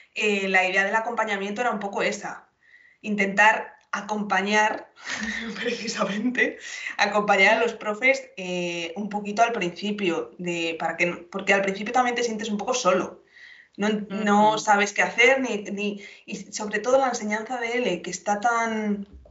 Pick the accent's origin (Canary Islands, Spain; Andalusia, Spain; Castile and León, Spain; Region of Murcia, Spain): Castile and León, Spain; Salamanca; yo soy de Salamanca, soy de Castilla